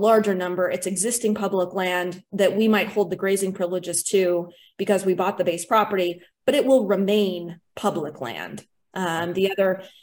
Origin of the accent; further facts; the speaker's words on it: Sidney, Montana, United States; also born or lived in Missoula, Montana; I grew up on the flatlands of Eastern Montana in Sydney